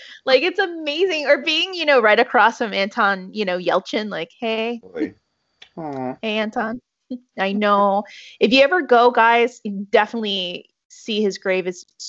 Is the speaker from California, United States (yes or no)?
no; Dallas, Texas, United States; Hey, y'all. … I'm from Dallas, Texas.